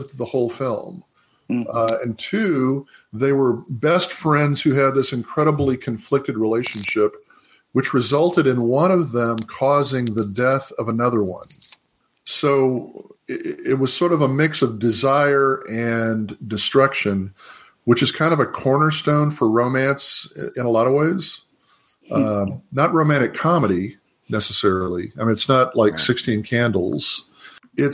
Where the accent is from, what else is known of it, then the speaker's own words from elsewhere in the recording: Houston, Texas, United States; I was raised in Houston, Texas, in the suburbs